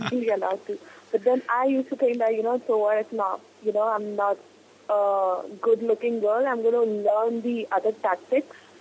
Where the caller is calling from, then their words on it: Mumbai, Maharashtra, India; I'm calling from Mumbai